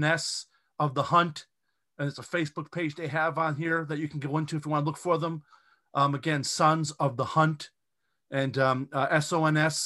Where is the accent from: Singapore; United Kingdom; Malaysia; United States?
United States; New England; accent: New England; my New England accent